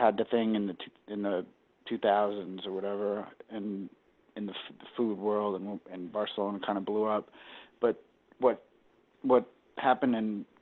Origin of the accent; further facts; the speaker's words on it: Boston, Massachusetts, United States; I'm from Boston